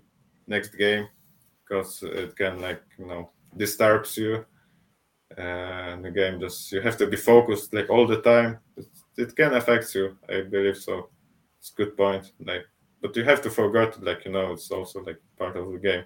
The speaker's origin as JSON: {"language": "English", "town": "Poznań", "region": "Greater Poland", "country": "Poland", "tie": "born or raised there", "said": "in Poznań, in my hometown"}